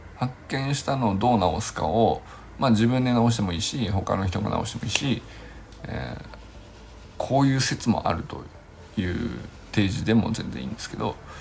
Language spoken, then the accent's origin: Japanese; Yokohama, Kanagawa, Japan; 僕の地元の瀬戸神社っていうのはすぐそこにあるんですけど